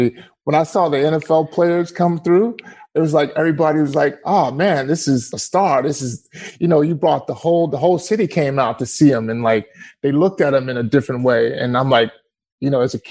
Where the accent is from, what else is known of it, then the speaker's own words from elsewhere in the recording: East Texas, United States; also born or lived in Tyler, Texas / Dallas, Texas / Garland, Texas; I grew up in the country, East Texas.